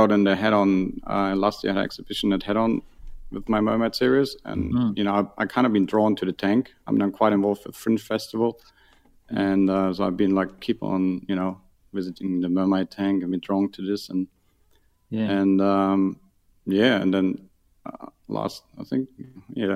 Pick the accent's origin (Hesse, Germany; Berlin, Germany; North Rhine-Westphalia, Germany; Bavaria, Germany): Bavaria, Germany; near Munich, on the Ammersee; moved away; I grew up near Munich on the Ammersee. So that's like 40 km out of Munich.